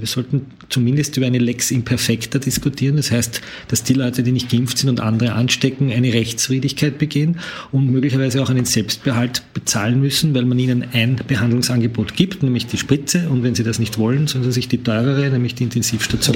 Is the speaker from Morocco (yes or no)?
no; Lower Austria, Austria; in meiner Heimatgemeinde in Niederösterreich